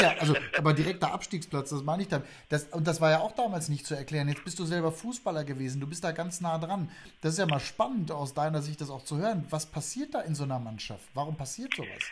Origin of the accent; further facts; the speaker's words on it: Hagen, North Rhine-Westphalia, Germany; ich bin ein Kind des Ruhrgebiets groß geworden in Hagen